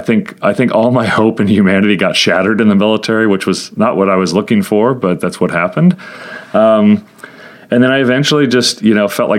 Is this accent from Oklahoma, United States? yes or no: yes; Tulsa, Oklahoma, United States; I was raised in Tulsa, Oklahoma